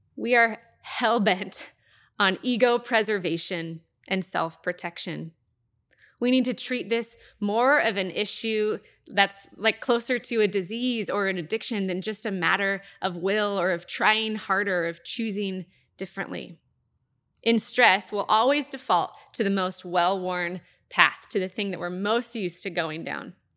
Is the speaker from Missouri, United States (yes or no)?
no; Happy Valley, Oregon, United States; I grew up in the Happy Valley, Clackamas area.